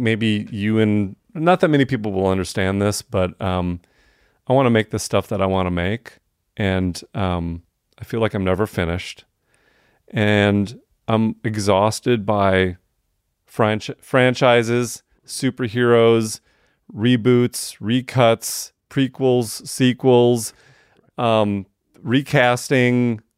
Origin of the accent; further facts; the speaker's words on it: Wisconsin, United States; now in Atlanta, United States; I was a white kid growing up in Wisconsin